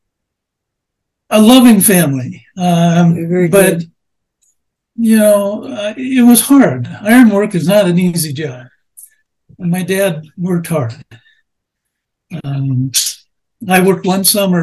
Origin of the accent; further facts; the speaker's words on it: Seattle, Washington, United States; also born or lived in Ridgecrest, California; We moved up to Seattle because my dad got a job as a iron worker, putting steel in bridges and buildings